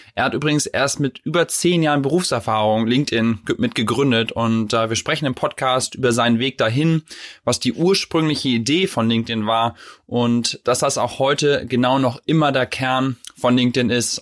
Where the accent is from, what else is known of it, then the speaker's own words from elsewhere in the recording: Vechta, Lower Saxony, Germany; dann bin ich in Fechter groß geworden, das ist sozusagen ah, ja. zwischen Bremen und Osnabrück